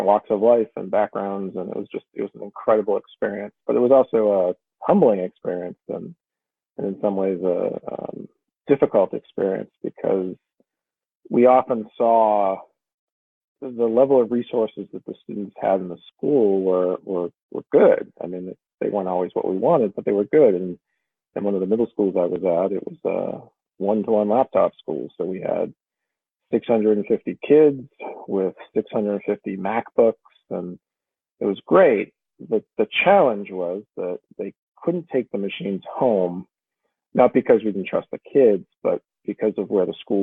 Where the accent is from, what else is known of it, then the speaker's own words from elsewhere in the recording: Massachusetts, United States; also born or lived in Washington, D.C.; I grew up in Massachusetts and left a bit for college